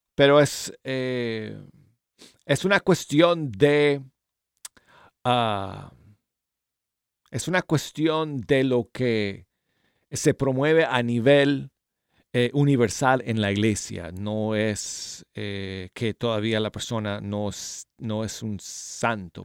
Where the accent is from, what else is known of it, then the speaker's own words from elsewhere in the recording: Denver, Colorado, United States; moved away; mi ciudad natal de Denver, Colorado